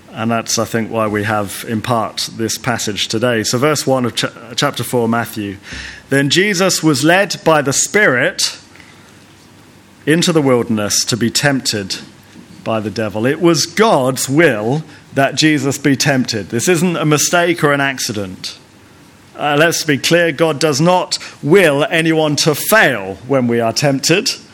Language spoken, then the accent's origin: English; United Kingdom; also born or lived in Lesotho; being British